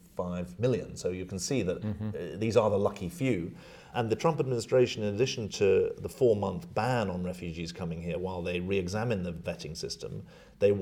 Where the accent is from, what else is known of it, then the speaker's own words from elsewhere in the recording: United Kingdom; moved away as an adult; now in New York, United States; I'm British